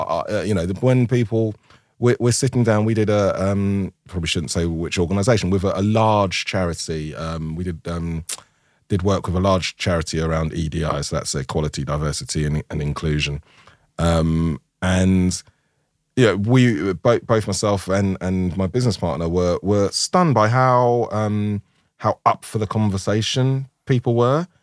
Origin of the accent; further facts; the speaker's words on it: London, United Kingdom; I'm from Tooting.